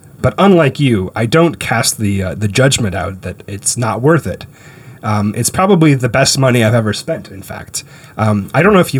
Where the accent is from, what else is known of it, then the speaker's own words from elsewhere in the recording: Canada; I grew up in Canada, so it was very safe.